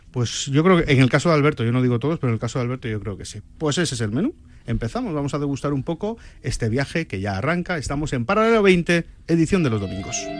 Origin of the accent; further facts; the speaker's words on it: Santander, Cantabria, Spain; also born or lived in Benidorm; now in Madrid, Spain; yo soy de Santander, adoro Cantabria, pero yo vivo entre Benidorm y Madrid